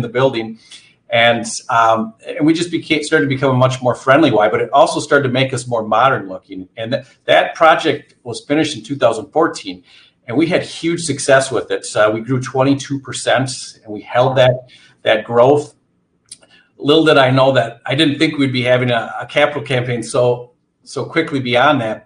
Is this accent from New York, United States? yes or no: no; Antigo, Wisconsin, United States; moved away as an adult; also born or lived in Eau Claire, Wisconsin; I'm from Antigo, Wisconsin, grew up there.